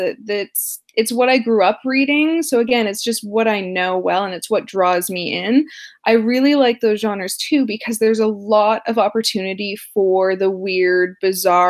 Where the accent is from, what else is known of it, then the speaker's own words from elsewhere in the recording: Canada; I am Canadian